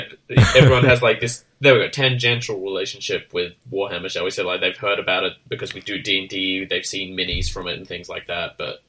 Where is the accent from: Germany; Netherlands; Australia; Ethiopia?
Australia; I'm Australian